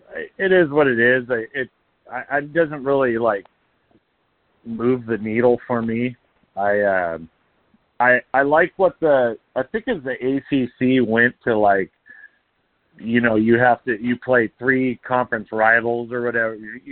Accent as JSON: {"language": "English", "region": "Nebraska", "country": "United States", "tie": "born or raised there", "said": "I grew up in Nebraska playing Colorado"}